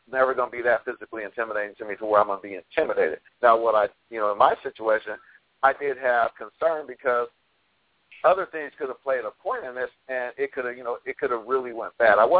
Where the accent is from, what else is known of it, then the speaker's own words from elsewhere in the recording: Los Angeles, California, United States; I grew up in Los Angeles